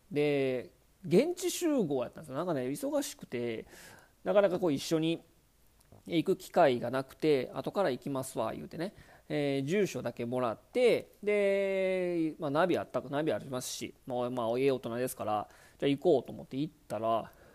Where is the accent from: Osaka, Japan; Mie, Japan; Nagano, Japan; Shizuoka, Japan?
Mie, Japan; moved away as an adult; also born or lived in Kanto; 私はまあね、まあ、生まれも育ちも、まあ、三重県なので